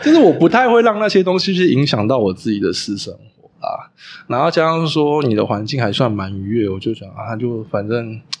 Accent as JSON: {"language": "Chinese", "region": "Taipei", "country": "Taiwan", "tie": "born or raised there", "moved": "as an adult", "lives_now": "Hualien, Taiwan", "said": "每次从阿嬷家回来台北的时候"}